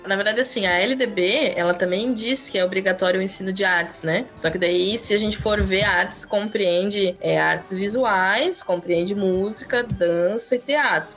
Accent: Gaspar, Santa Catarina, Brazil; eu sou de Gaspar

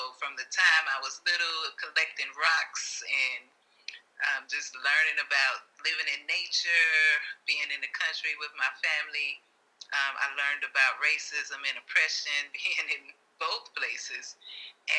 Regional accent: Chicago, Illinois, United States; also born or lived in Virginia; I actually am from Chicago. I grew up in Chicago.

